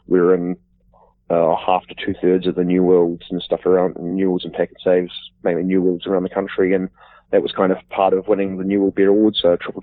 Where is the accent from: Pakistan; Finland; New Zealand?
New Zealand; Wellington; moved away as an adult; now in Auckland, New Zealand; I was born and bred in Wellington, Miramar, near, pretty much down the road from Wellington Airport, where I grew up